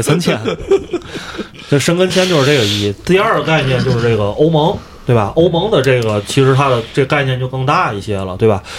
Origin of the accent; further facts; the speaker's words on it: Tianjin, China; moved away as an adult; also born or lived in Yunnan; now in Athens, Greece; 我在云南住了一年多之后，我回了天津，咱说心里话啊，我最不适应就是天津的气候。嗯。我在这儿作为一个天津人啊